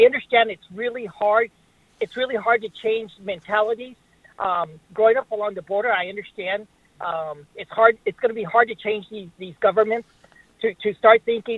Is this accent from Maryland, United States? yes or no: no; Brownsville, Texas, United States; now in Minneapolis, United States; I was born and raised in Brownsville, Texas